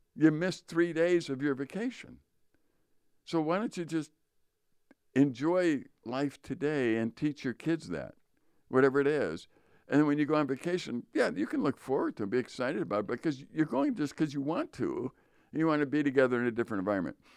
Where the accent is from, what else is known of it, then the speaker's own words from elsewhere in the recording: Chicago, Illinois, United States; moved away as an adult; now in Northern Wisconsin, United States; We grew up in Chicago